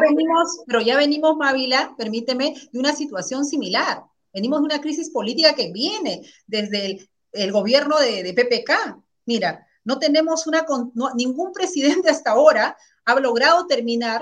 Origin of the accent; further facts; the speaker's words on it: Carabayllo, Lima, Peru; also born or lived in Ancash; yo vengo de Caraballo